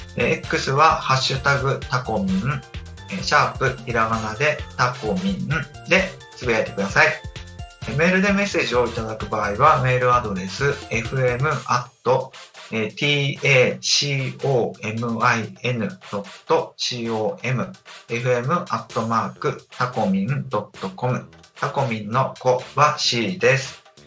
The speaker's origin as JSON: {"language": "Japanese", "region": "Akita", "country": "Japan", "tie": "born or raised there", "moved": "yes", "said": "私、秋田出身なので、雪は結構馴染み深いんです"}